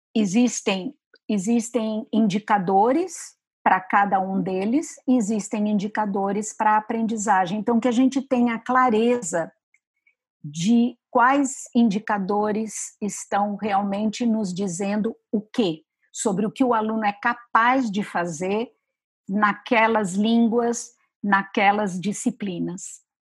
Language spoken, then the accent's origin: Portuguese; São Paulo, Brazil; eu sou de São Paulo